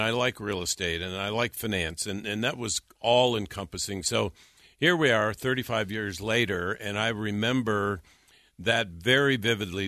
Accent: North Dakota, United States; moved away as an adult; also born or lived in California; I'm not from California. I'm from North Dakota

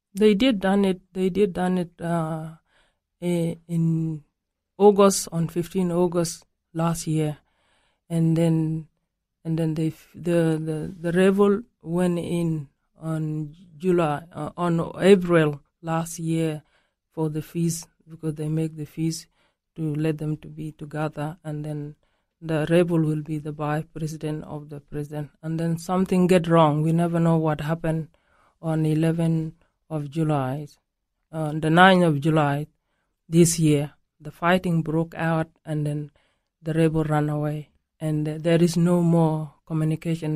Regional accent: South Sudan; I'm from those people. I'm from Denka. Uh, I'm not from Nuer, but I'm married Nuer

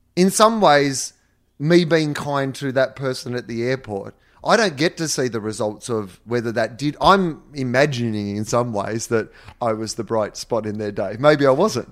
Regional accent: Australia; moved away; my hometown where I'd grown up

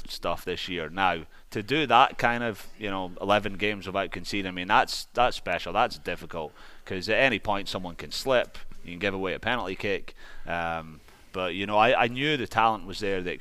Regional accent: Scotland, United Kingdom; moved away as an adult; also born or lived in Tennessee / Alabama / Delaware / Indiana; now in Springfield, United States; I was born and raised in Scotland, and I lived there till I was 19

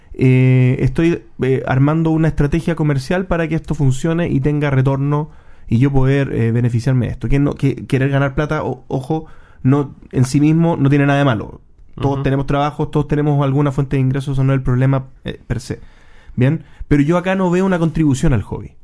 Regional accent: Chile; nosotros como chilenos

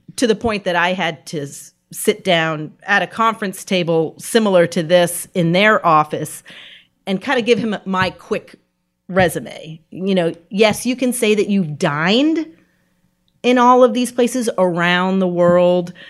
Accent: New England, United States; moved away as an adult; also born or lived in New York; now in Richmond, United States; I grew up in New England, so I didn't know anything further south than New Jersey

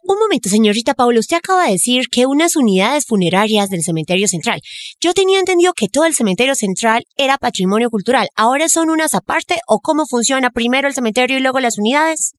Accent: Bogotá, Colombia; cachaca de pura cepa

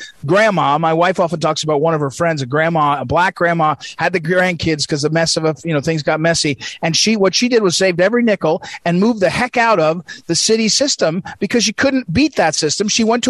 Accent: St. Louis, Missouri, United States; But when you look at the school system, it's a system that's broken, especially, I'm from St. Louis, especially for black kids in the cities, right?

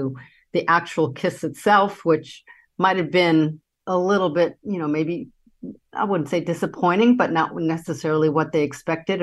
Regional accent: New York City, New York, United States; I grew up in Manhattan

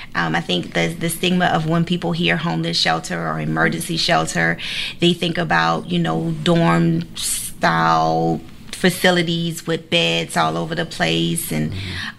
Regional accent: Savannah, Georgia, United States; I pretty much grew up, you know, all over Savannah

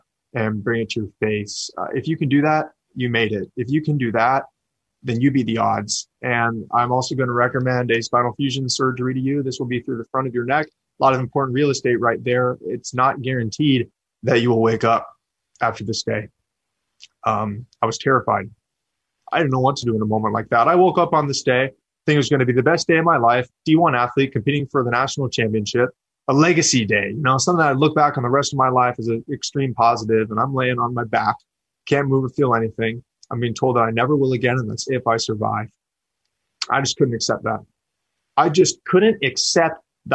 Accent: Sacramento, California, United States; born and raised in Sacramento

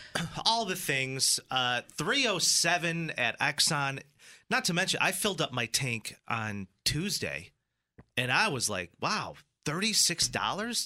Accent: Greece, New York, United States; I was born and raised in Greece

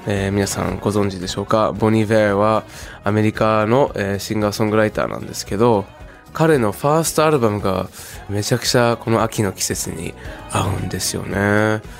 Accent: Zushi, Kanagawa, Japan; 僕の地元の、えー、湘南の方、えー、逗子

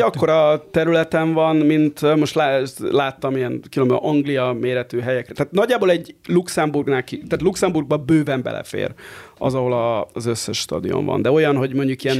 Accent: Barcelona, Catalonia, Spain; now in Hungary; ahol én éltem gyerekként Spanyolországban.

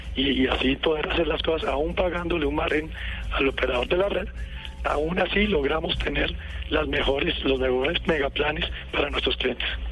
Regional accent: Colombia; yo soy un colombiano, un colombiano de pura cepa

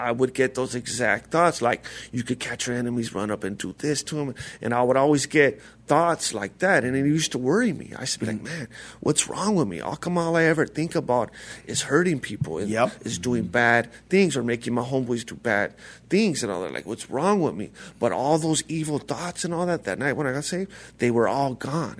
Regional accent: La Puente, California, United States; I'm from uh, La Puente, California

